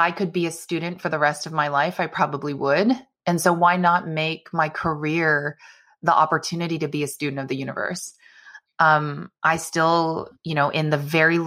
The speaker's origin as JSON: {"language": "English", "area": "Bay Area", "region": "California", "country": "United States", "tie": "born or raised there", "said": "I loved growing up in the Bay Area"}